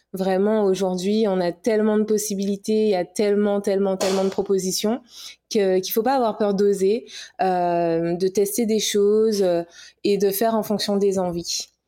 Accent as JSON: {"language": "French", "country": "Guadeloupe", "also_born_or_lived": "Paris", "said": "guadeloupéenne, hein, fière de l'être"}